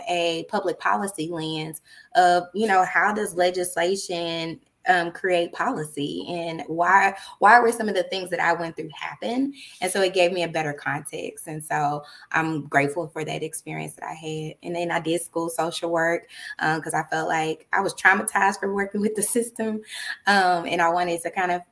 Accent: Dallas, Texas, United States; also born or lived in Austin, Texas; I'm originally from Dallas, Texas

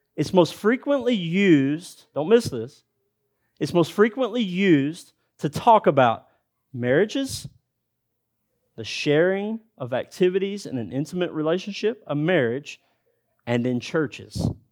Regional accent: United States; Because of my dialect, because I'm from America

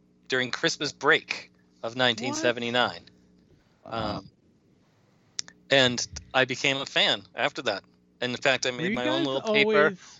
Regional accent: Boston, Massachusetts, United States; accent: Boston; that's my Boston accent.

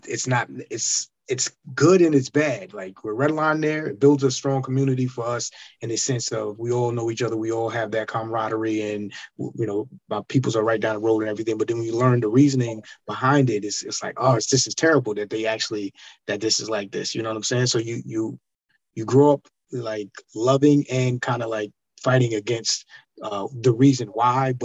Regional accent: Bridgehampton, New York, United States; I'm from Bridge

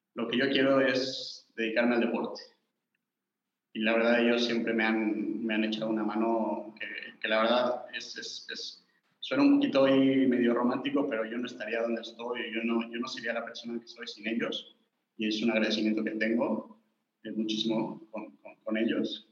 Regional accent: Cancún, Quintana Roo, Mexico; moved away as an adult; also born or lived in Spain; yo soy, creo que, de las pocas personas del club que es cancunense. Yo nací en Cancún hace 27 años.

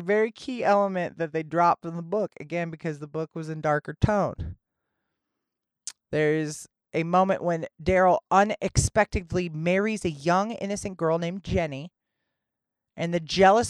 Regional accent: Middle West, Midwest, United States; I'm from the Middle West.

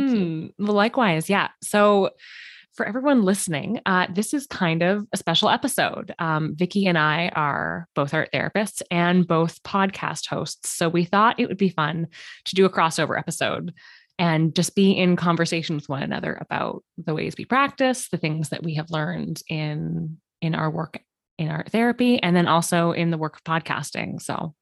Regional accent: Canada; I'm a Canadian art therapist

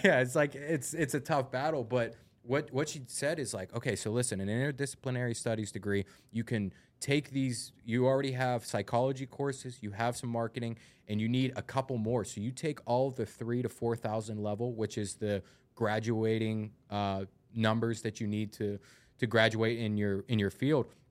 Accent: United States; I'm from North Hills

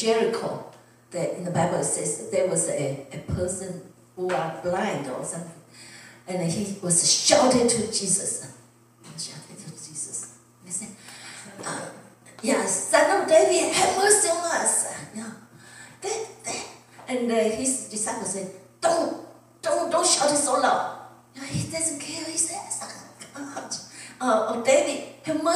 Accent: Taiwan; English is a second language; now in United States; if I was back in Taiwan

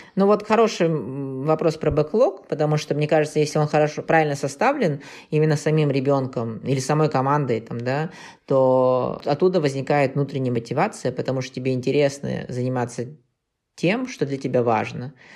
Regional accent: Kazakhstan; мы из Казахстана

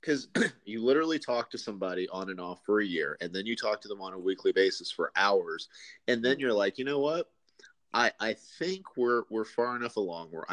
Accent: United States; I'm the Yankee

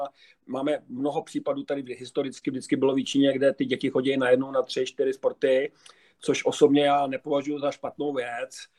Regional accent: Prague, Czechia; já jsem Pražák původem

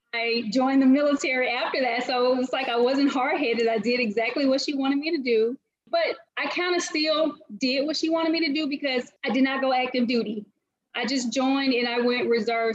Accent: Winona, Mississippi, United States; now in Atlanta, United States; I grew up in Mississippi my entire life, a little small city called Winona, Mississippi.

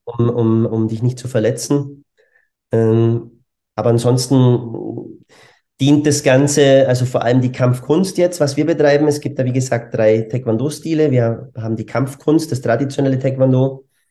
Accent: Germany; moved away as an adult; also born or lived in Bavaria; now in Vienna, Austria; bin eigentlich ursprünglich Deutscher

